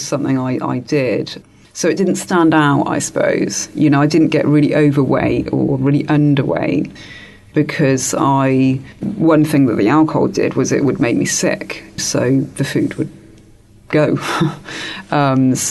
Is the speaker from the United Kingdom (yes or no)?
yes; England, United Kingdom; as a child, I grew up in England